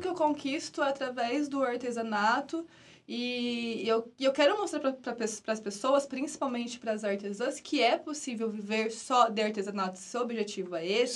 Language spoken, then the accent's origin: Portuguese; Brazil; eu adoro o país, nosso país, mas eu acho que antes de ser brasileira, eu sou muito latina